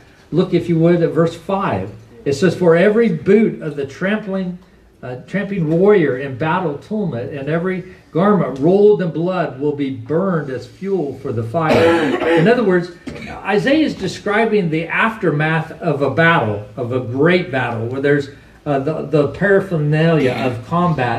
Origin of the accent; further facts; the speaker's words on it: United States; We are Americans and we are citizens.